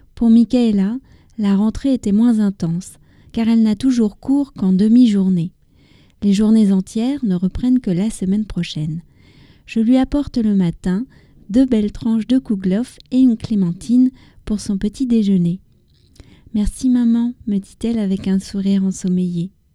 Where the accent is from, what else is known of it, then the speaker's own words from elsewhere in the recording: France; also born or lived in near Paris; je suis française, j'habite près de Paris